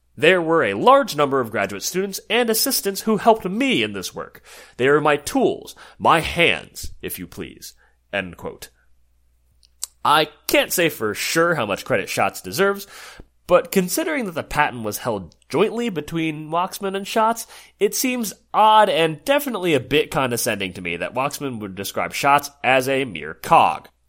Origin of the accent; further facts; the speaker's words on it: New Jersey, United States; my home state of New Jersey